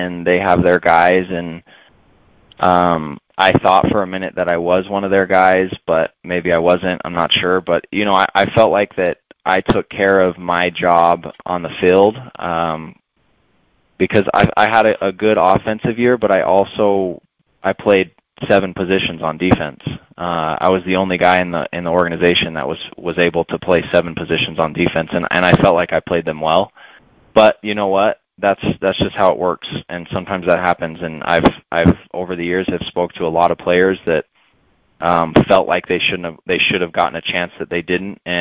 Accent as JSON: {"language": "English", "region": "Utah", "country": "United States", "tie": "born or raised there", "said": "about 25 minutes from where I grew up in Utah"}